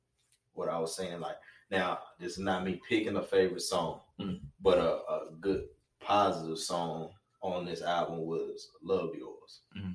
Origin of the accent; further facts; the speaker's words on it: Reidsville, North Carolina, United States; Our hometown is Reasel or whatever.